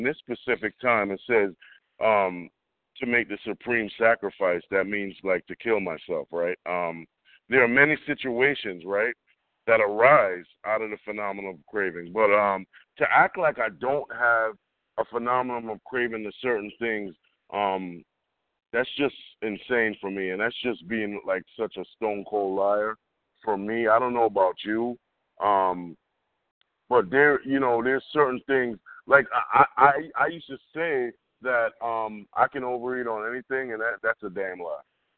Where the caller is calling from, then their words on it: Englewood, United States; I'm calling from Englewood. That's what this is, Englewood.